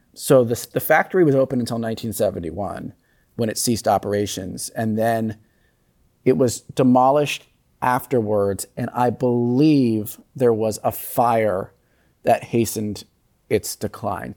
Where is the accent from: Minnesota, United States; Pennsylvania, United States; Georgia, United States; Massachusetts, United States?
Pennsylvania, United States; Philadelphia; as a Philadelphian